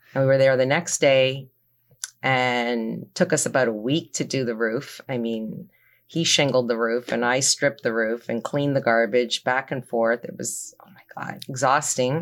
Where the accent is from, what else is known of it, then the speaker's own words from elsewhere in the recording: Toronto, Ontario, Canada; moved away as an adult; now in New Jersey, United States; I'm originally from Toronto, Canada